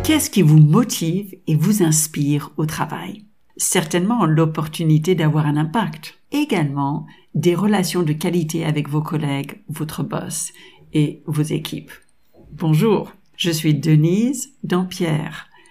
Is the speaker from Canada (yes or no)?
no; United States; French is a second language; also born or lived in France; Je suis de double nationalité américaine et française